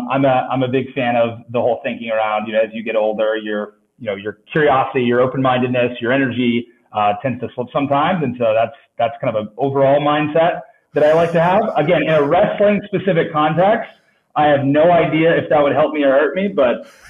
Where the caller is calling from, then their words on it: New York, United States; I am joining from New York, which has been an interesting place to be the last few months